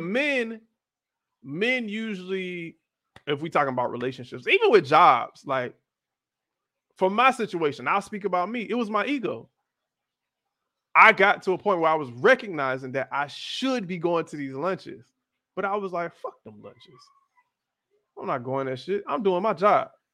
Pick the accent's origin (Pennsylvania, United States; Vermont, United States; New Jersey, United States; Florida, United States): Florida, United States; I'm from Florida